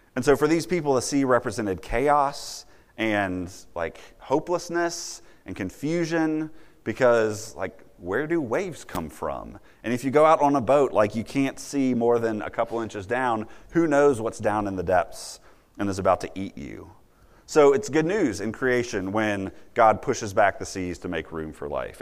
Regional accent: Virginia, United States; as a little kid growing up in Virginia

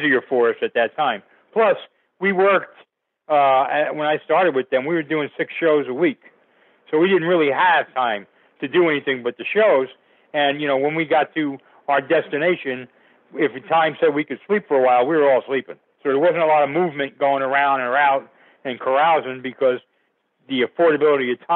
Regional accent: Passaic, New Jersey, United States; Passaic, New Jersey, which was my hometown.

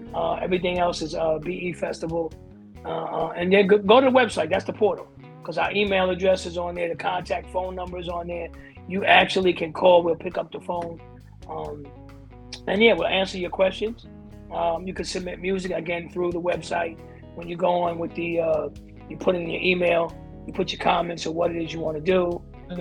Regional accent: Teaneck, New Jersey, United States; I'm from Teaneck, New Jersey

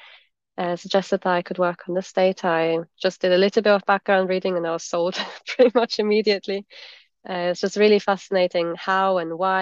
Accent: Germany; moved away as an adult; also born or lived in United States / Scotland; I grew up in Germany originally

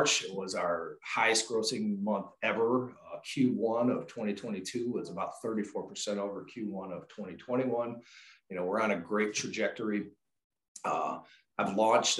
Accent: Chicago suburbs, Illinois, United States; Born and raised in the Chicago suburbs

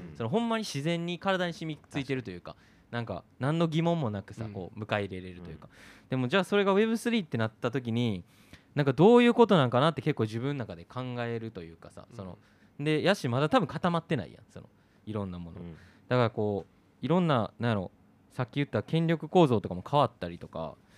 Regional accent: Japan; 日本に生まれて

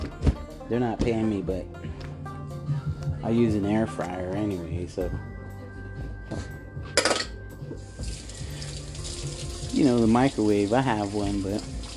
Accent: United States; I'm just an American

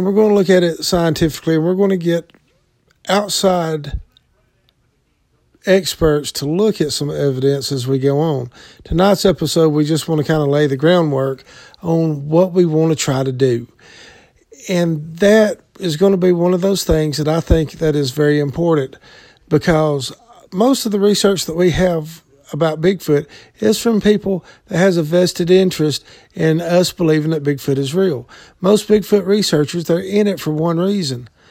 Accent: the South, United States; I'm from the South, been in the woods all my life

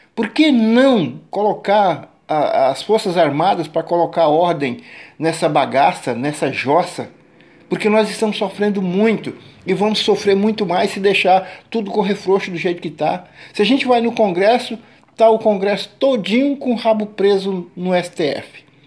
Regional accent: Brazil; sou brasileiro, nasci no Brasil, cresci no Brasil, tenho 59 anos aqui no Brasil, nunca saí para fora

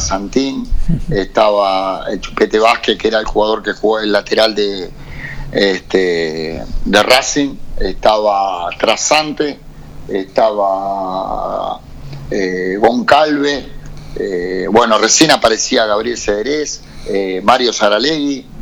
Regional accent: La Pampa, Argentina; moved away as an adult; Yo soy gente del interior, soy de La Pampa

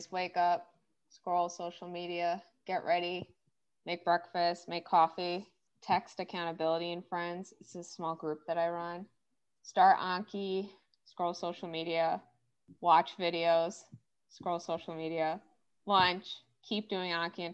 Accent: Gurnee, Illinois, United States; also born or lived in Maryland; I'm originally from Gurnee

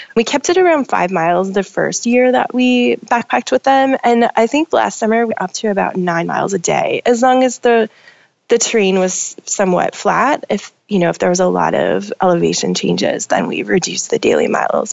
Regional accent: Minnesota, United States; moved away as an adult; now in Portland, United States; I grew up in Minnesota.

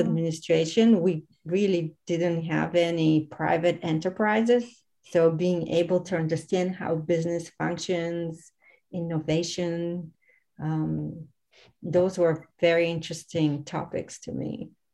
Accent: Varna, Varna Province, Bulgaria; I am originally from Varna

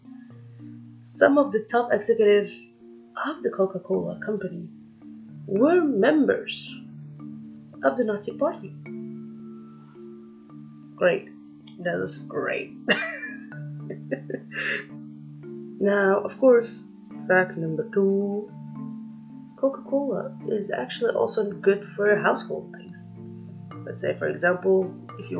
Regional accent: Algeria; English is a second language; I'm not an American. For those of you who say that, I'm not. I'm fluffy Algerian

